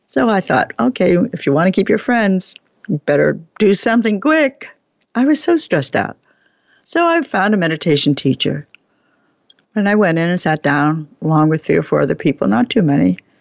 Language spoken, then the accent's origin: English; New York City, New York, United States; I was born in Brooklyn